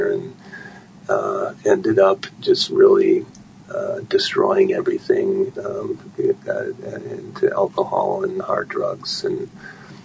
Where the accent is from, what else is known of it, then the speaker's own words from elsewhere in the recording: Milwaukee, Wisconsin, United States; I grew up here in Wisconsin and down around the Milwaukee area